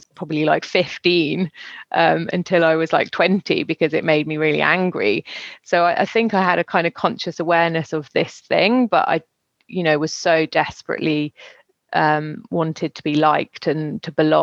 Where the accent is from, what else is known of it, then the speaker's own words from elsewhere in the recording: West Country, South West England, United Kingdom; moved away as an adult; also born or lived in Brighton / London; now in France; I am a Brit living in France. I've been here for 15 years, originally from the West Country in the UK